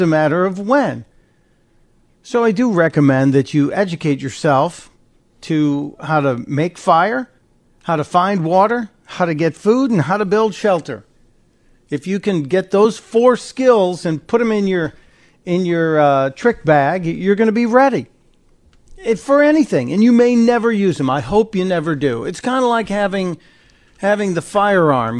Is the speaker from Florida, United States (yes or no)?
no; Chicago, Illinois, United States; I grew up on the south side of Chicago, and then my family moved to the near north suburbs